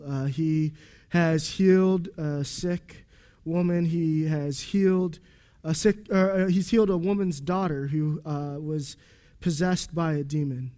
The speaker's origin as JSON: {"language": "English", "country": "United States", "said": "We're American"}